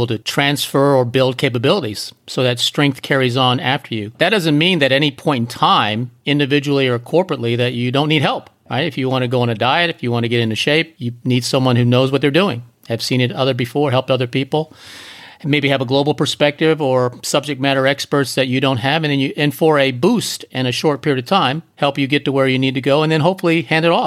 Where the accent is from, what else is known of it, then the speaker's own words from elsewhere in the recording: East Coast, United States; also born or lived in Hong Kong; now in San Diego, United States; we lived in Hong Kong for 10 years, and we're from the East Coast